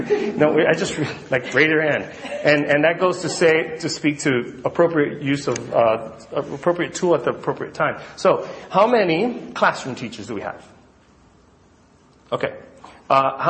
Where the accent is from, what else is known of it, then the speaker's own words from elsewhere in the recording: Miami, Florida, United States; I'm from Miami, Florida